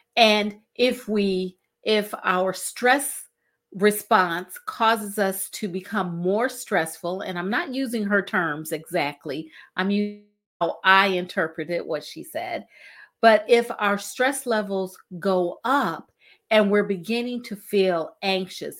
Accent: Cleveland, Ohio, United States; We're both from Cleveland, Ohio

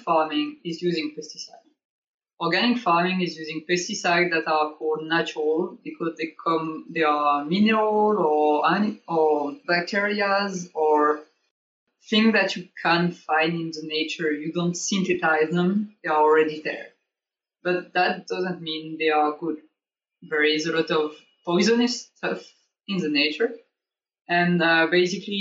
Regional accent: south of France, France; now in Germany; I'm from too, south of France

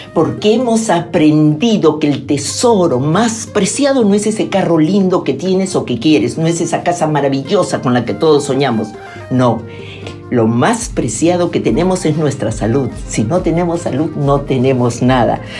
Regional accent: Peru; soy peruana

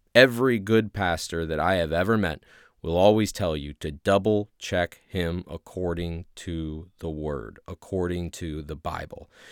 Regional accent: Ohio, United States; accent: Midwest; now in Louisiana, United States; ever since I moved down to Louisiana, I'm originally from Ohio.

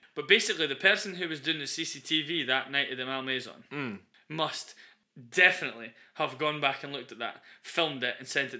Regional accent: Newbigging, Scotland, United Kingdom; also born or lived in Carnoustie; we're from Angus, right? We are. So we've grown up knowing all about the Declaration of Arbroath and its importance to Scotland

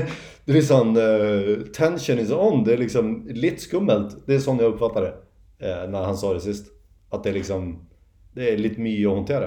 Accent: Järna, Stockholm County, Sweden; jag är från Järna mm. utanför Stockholm

